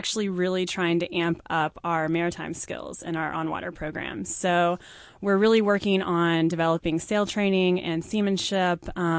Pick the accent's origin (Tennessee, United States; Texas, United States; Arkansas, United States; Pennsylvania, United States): Arkansas, United States; Little Rock; Little Rock, Arkansas.